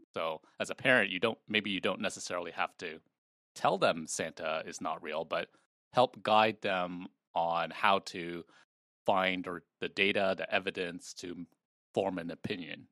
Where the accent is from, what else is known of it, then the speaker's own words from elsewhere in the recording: Malaysia; moved away; I was born in Malaysia